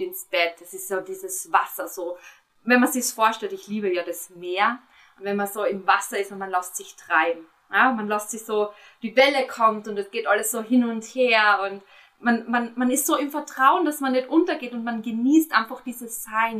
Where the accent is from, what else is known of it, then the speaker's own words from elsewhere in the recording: Austria; bei uns in Österreich